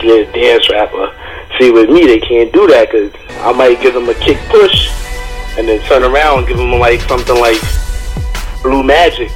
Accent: New York City, New York, United States; also born or lived in Bronx; Growing up in Harlem, like, I live like right around the corner from these dudes called the Teamsters

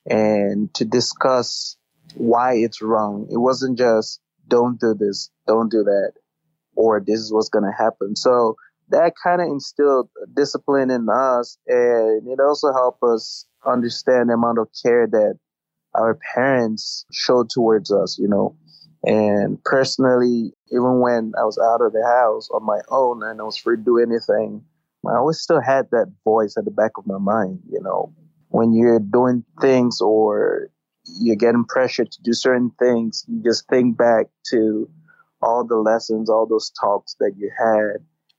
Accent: United States; I think just growing up in America and seeing dynamics out here, you start to realize that a lot

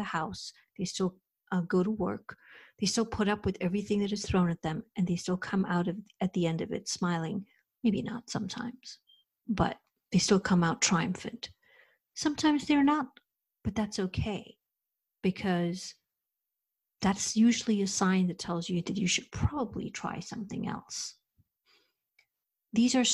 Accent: India; moved away as an adult; now in United States; I was raised, born and brought up in India, and I came to the United States over 30 years ago to do my master's

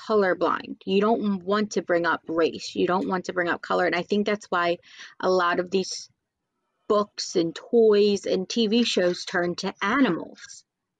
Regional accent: Cherry Hill, New Jersey, United States; I grew up in Cherry Hill.

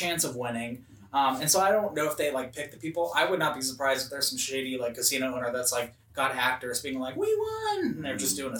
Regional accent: Elko, Nevada, United States; So I grew up in Northern Nevada. So in Elko, try to hold your applause. so it is a very central town. It's like 4 hours to Salt Lake City, 4 hours to Boise, Idaho, about 4 hours from Reno, but it's about 6 to 8 hours from Vegas.

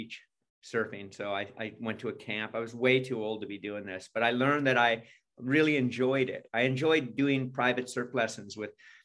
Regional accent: California, United States; also born or lived in Carmel, California / Los Angeles, California; I was born and raised in California. I was born in California, and I grew up in California. I've lived here all my life

